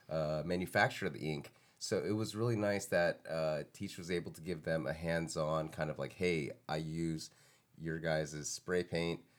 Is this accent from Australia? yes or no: no; Germany; I grew up in Germany.